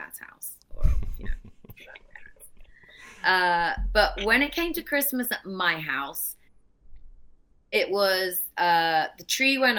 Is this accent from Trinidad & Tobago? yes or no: no; England, United Kingdom; moved away; I grew up in England, obviously, as you said, I'm your first British guest.